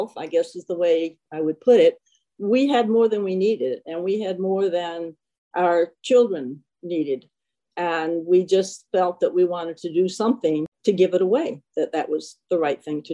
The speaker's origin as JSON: {"language": "English", "region": "Alabama", "country": "United States", "tie": "born or raised there", "also_born_or_lived": "New Jersey / St. Louis", "moved": "as an adult", "lives_now": "Boston, United States", "said": "we went to Alabama, and that was where I did most of my growing up. And stayed there through college."}